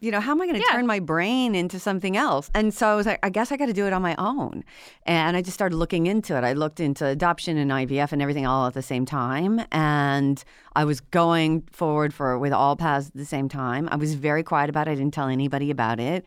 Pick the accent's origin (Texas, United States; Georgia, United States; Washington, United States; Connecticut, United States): Washington, United States; moved away as an adult; I'm from Washington State originally, and I came out to the East Coast to go to law school at Cornell